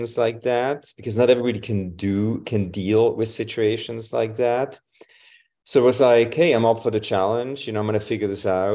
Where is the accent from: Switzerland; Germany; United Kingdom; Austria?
Switzerland; moved away; I'm from Switzerland originally.